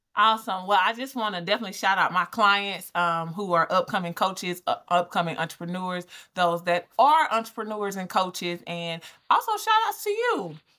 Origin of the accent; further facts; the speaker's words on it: Albany, Georgia, United States; I'm from Albany. So I'm from Georgia